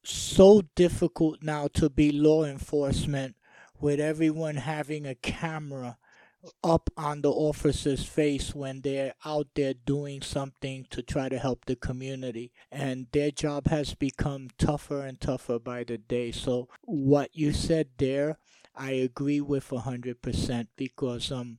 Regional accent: New York, United States; I grew up in New York

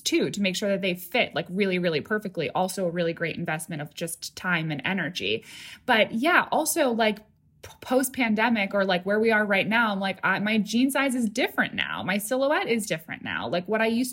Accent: upstate New York, United States; I grew up like an hour and a half north of Manhattan, and it was like a working class town, a lot of commuters

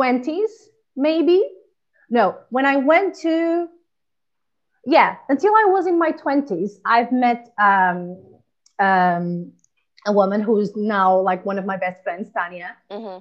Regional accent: Portugal; moved away as an adult; also born or lived in Angola; now in Spain; I born in Angola and then went to Portugal and then come here to Spain and I've been living here for six years.

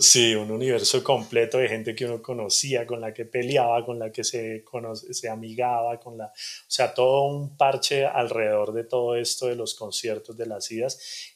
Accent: Bogotá, Colombia; also born or lived in Cali / Soacha; realmente crecí en Cali hasta los 7, 8 años y después por cosas de negocios resultamos en Bogotá y, yo crecí en la localidad de Suba

